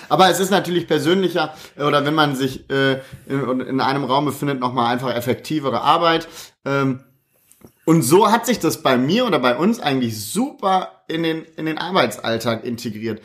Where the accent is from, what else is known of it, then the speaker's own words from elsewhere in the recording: Krefeld, North Rhine-Westphalia, Germany; also born or lived in Düsseldorf; bin nach der Geburt direkt nach Krefeld gekommen, habe mein ganzes Leben in Krefeld verbracht